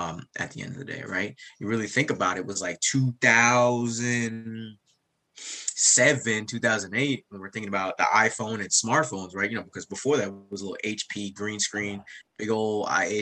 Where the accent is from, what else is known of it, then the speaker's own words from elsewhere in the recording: United States; also born or lived in Jamaica; I grew up outside of New York and New Jersey